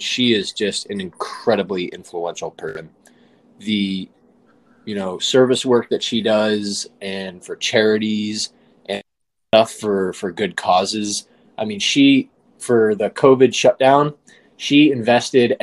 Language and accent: English; San Francisco, California, United States; Growing up in San Francisco, I had access to Northern California produce